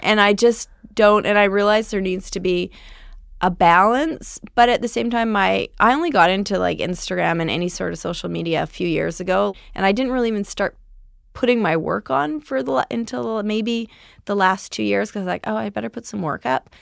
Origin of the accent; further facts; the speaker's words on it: Powell River, British Columbia, Canada; moved away as an adult; also born or lived in Vancouver; now in Los Angeles, United States; I am from a very small town in British Columbia called Powell River.